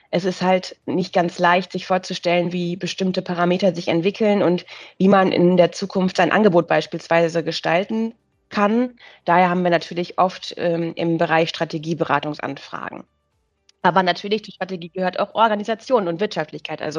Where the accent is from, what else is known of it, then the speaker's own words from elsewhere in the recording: Münster, North Rhine-Westphalia, Germany; born there; now in Hamburg, Germany; als gebürtige Münsteranerin ist man immer mit einem Herz weiter in den Münster und versucht so ein bisschen Münsteraner Flair nach Hamburg zu übernehmen.